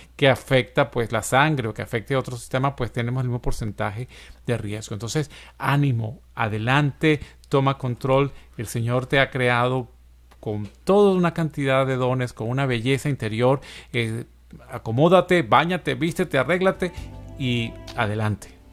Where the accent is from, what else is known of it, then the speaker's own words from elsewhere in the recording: Venezuela; moved away; en mi país, Venezuela